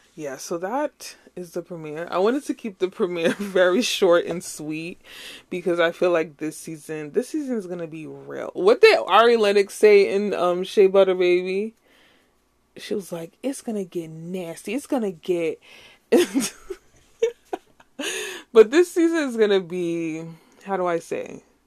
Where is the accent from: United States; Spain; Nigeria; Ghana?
Nigeria; as a Nigerian, say, chop life